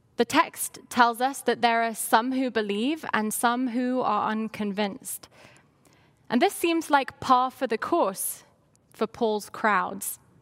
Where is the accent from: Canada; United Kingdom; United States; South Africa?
United Kingdom; London; moved away; I grew up in London, England